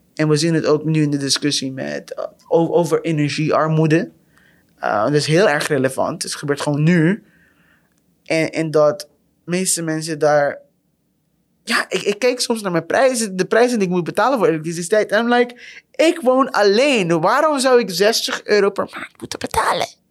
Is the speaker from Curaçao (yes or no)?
yes; Curaçao; now in Netherlands; ik kom zelf uit Curaçao